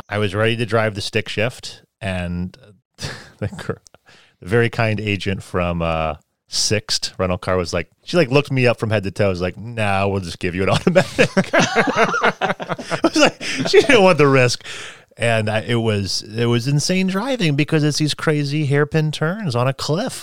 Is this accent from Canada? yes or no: no; United States; also born or lived in China; I'm, I'm from the United States